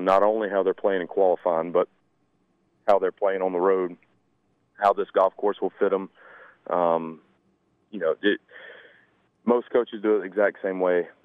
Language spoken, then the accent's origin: English; Claxton, Georgia, United States; I was 15, 16. I was still from Claxton, but I never played any courses outside the local area. You know, the Metter, Claxton